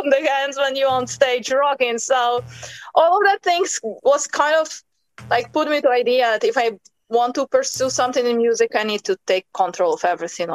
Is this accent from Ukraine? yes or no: yes; Ukraine; moved away as an adult; also born or lived in United States / China; now in Spain; I was born in Ukraine and raised